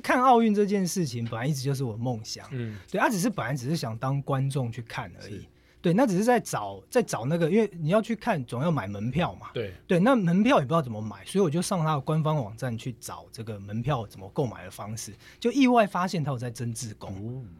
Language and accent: Chinese; Taiwan; 我前几天才做飞机从台湾过来